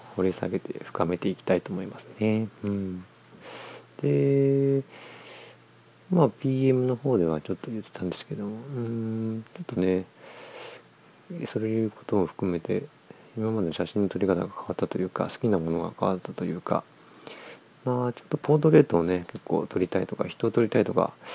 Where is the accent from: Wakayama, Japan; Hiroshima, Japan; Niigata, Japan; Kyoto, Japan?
Niigata, Japan; 地元新潟